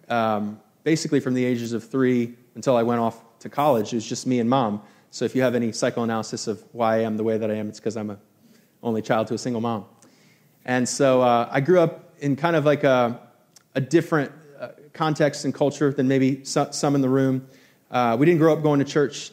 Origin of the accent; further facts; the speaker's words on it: Albany, New York, United States; growing up in New York, going to SUNY Albany